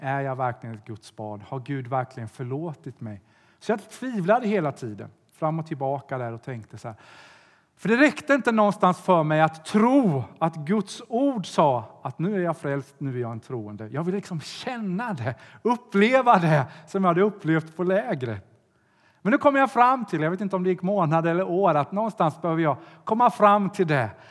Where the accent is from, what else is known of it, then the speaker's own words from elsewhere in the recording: Sweden; Jag kommer från Sverige